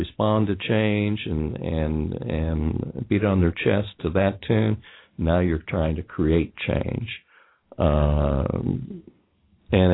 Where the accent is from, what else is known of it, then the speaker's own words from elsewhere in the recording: Indiana, United States; also born or lived in Ohio; now in Kentucky, United States; being born and raised in Indiana, having spent most of my time in Ohio, and now I'm living in Kentucky